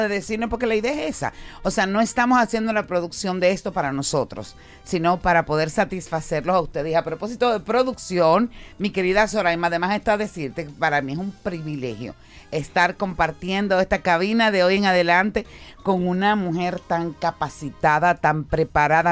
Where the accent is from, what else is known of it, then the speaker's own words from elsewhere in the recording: Dominican Republic; como ciudadana dominicana, como mujer dominicana